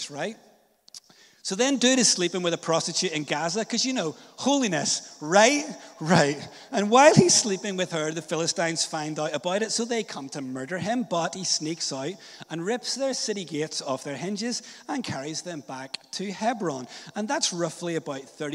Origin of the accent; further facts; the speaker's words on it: Northern Ireland, United Kingdom; I was a little church kid growing up in Northern Ireland